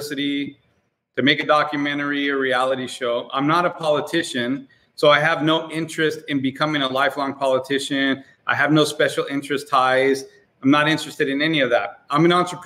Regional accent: Southern California, United States; I grew up in Southern California

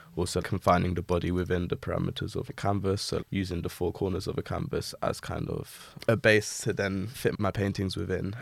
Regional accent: London, United Kingdom; I'm a painter from Southeast London, born and raised in Peckham

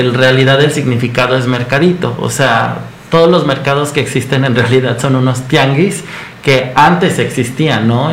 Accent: Mexico; como mexicanos

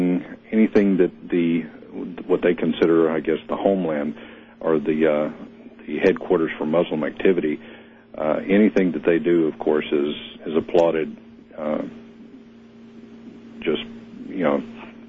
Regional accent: United States; now in Philippines; since I'm an American, a lot of my Filipino friends have been calling me for updates.

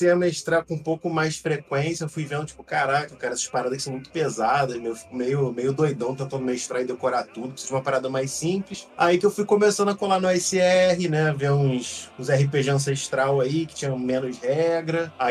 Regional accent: Rio de Janeiro, Brazil; Sou do, sou do Rio de Janeiro, moro em Jacarepaguá

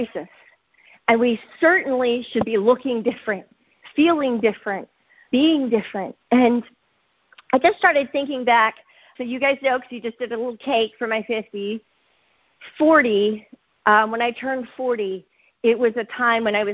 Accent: Philadelphia, Pennsylvania, United States; moved away as an adult; also born or lived in Oklahoma / North Carolina; we're from Philadelphia.

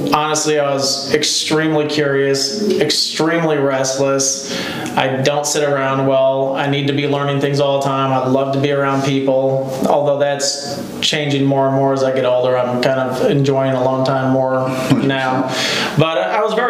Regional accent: Elsah, Illinois, United States; we grew up in a small town called Elsa, Illinois

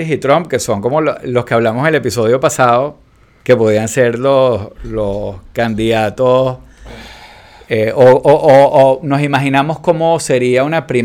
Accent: Venezuela

